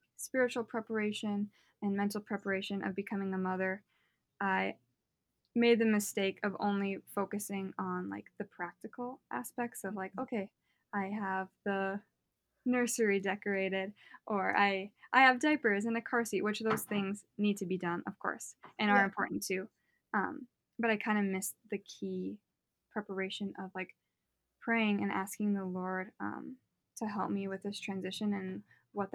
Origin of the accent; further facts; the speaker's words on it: North Dakota, United States; I'm born and raised in North Dakota to a Catholic family.